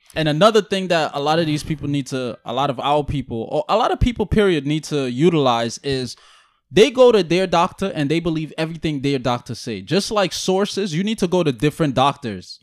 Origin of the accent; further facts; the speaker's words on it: Guyana; I'm from Guyana